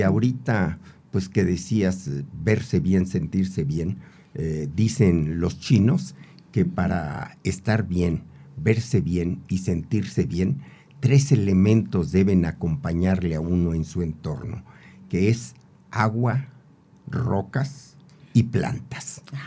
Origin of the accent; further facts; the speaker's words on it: Temimilcingo, Morelos, Mexico; yo provengo de una familia muy muy pobre eh, allá en mi pueblo natal Temimilcingo